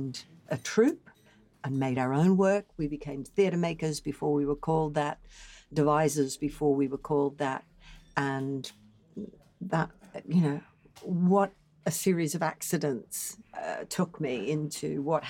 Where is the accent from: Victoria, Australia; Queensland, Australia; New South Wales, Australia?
Queensland, Australia; Brisbane; moved away; also born or lived in London; my hometown of Brisbane, Australia